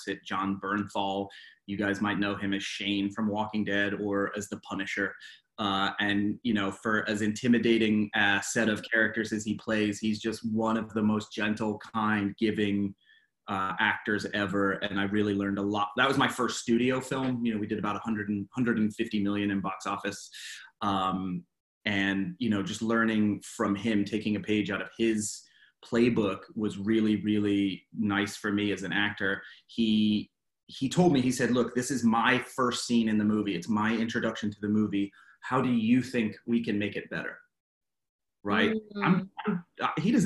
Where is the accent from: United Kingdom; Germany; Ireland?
United Kingdom; England; also born or lived in Los Angeles, United States; now in Atlanta, United States; I was born and raised in England, and I've lived the majority of my life in the United States.